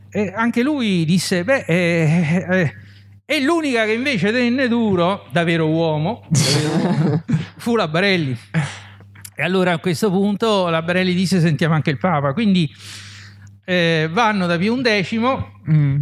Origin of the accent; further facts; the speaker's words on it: Rome, Lazio, Italy; moved away as an adult; also born or lived in Palermo; sono romano di Roma